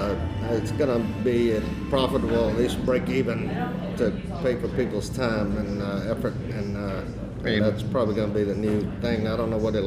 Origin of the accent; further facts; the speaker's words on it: Decatur, Georgia, United States; moved away; When I was a kid in Decatur, I grew up in Decatur before I moved away for quite a while, but came back